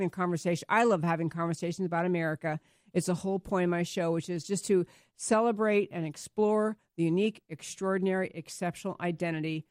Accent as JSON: {"language": "English", "region": "New York", "country": "United States", "tie": "born or raised there", "also_born_or_lived": "San Diego, California", "moved": "yes", "lives_now": "Texas, United States", "said": "I grew up in New York"}